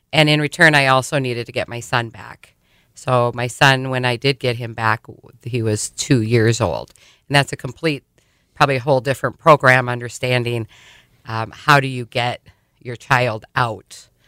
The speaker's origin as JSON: {"language": "English", "town": "Sioux Falls", "region": "South Dakota", "country": "United States", "tie": "born or raised there", "moved": "yes", "said": "Well, you know, I was raised here in Sioux Falls, and I actually left the borders of South Dakota thinking there was just going to be a much better life out there."}